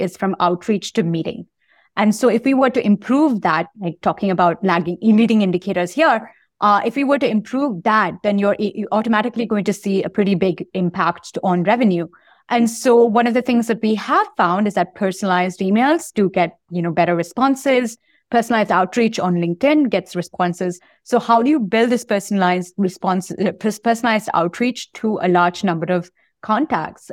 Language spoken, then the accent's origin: English; Bangalore, Karnataka, India; moved away as an adult; Grew up in Bangalore and, uh, uh, in, in India